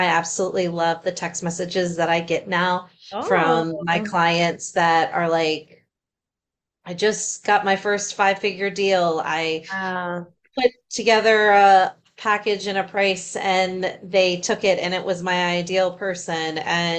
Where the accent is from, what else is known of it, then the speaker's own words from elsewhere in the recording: Ashburn, Virginia, United States; Yeah, so I am from Ashburn, Virginia. It's about 45 minutes southwest out of DC. So I'm East Coaster.